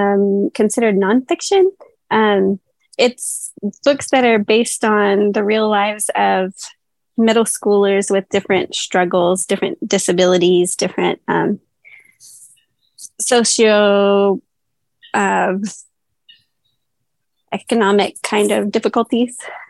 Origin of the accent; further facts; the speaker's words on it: Texas, United States; Yes, actually, in Northwest Texas.